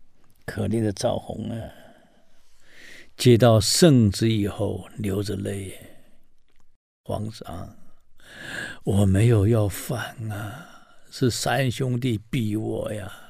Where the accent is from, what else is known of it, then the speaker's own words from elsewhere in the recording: Taiwan; 我们台湾人讲“代志的大条啊”